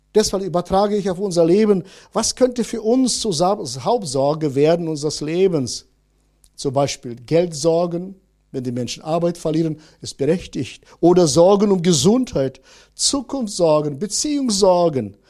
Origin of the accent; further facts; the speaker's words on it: Northern Germany, Germany; bei uns in Norddeutschland